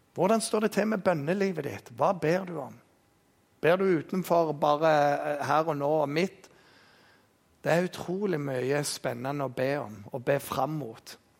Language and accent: Norwegian; Jæren, Rogaland, Norway; Vi er jærbønder